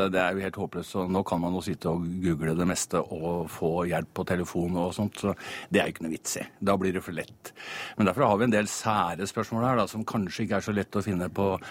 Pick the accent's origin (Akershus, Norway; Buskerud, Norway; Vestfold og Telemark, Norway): Akershus, Norway; Eidsvoll; Jeg kom fra Eidsvoll, så jeg tenkte 1814 spørsmål om, om eh, Eidsvoll var vel litt mye.